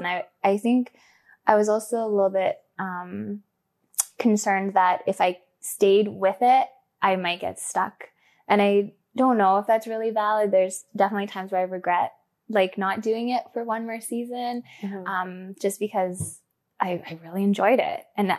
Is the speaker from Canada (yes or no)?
no; Scotland, United Kingdom; I mean, I'm Scottish, British, blah, blah, blah, blah